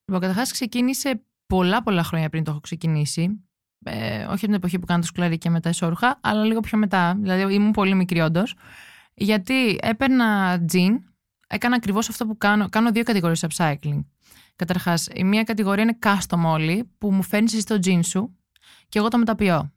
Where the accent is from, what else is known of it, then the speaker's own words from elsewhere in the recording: Santorini, South Aegean, Greece; Είμαι από τη Σαντορίνη